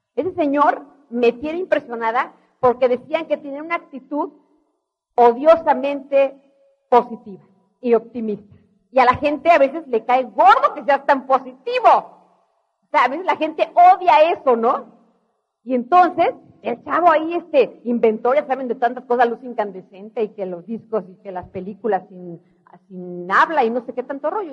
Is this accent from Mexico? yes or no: yes; Mexico; yo también soy mexicana, de veras